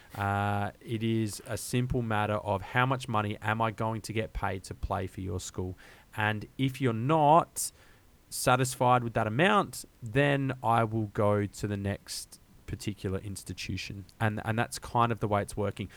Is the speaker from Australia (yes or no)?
yes; Australia; an Australian college football fan